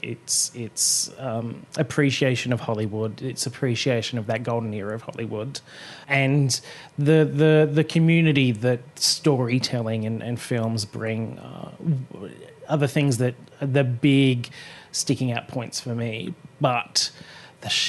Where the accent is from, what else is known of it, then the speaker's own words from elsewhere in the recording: Australia; We're Australians.